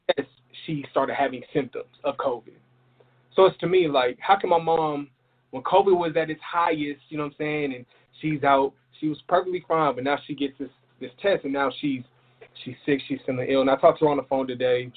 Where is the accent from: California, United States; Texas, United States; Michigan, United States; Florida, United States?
Texas, United States; El Paso; also born or lived in Philadelphia; I spent a lot of time in Texas